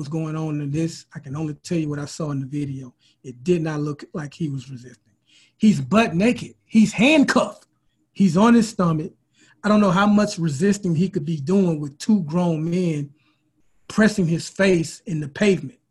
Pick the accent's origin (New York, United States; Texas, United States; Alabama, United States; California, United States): Alabama, United States; Mobile; We're both from Mobile.